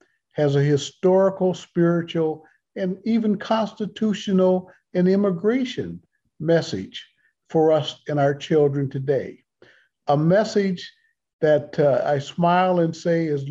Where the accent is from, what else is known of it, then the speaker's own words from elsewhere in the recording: Canada; with great pride as a proud Canadian